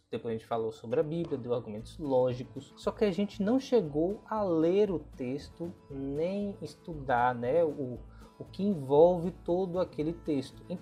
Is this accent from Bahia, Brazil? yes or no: yes; Iguaí, Bahia, Brazil; now in Itabuna, Brazil; eu sou natural da cidade de Iguaí, na Bahia, e atualmente moro em Itabuna, também na Bahia, próximo a Ilhéus.